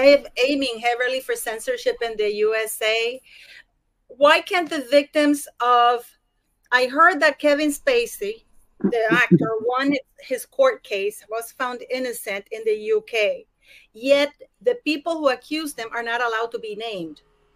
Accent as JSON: {"language": "English", "country": "Canada", "said": "I'm worried because I'm Canadian, you know, is that going to follow to Canada now?"}